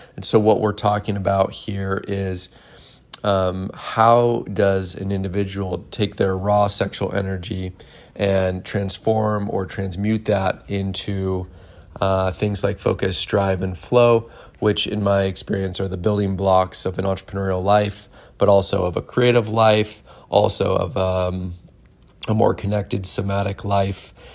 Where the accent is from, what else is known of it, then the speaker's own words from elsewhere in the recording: Ephrata, Washington, United States; I'm actually from Washington State and I was kind of from the middle of the state in Ephrata. So where I grew up, it was actually the desert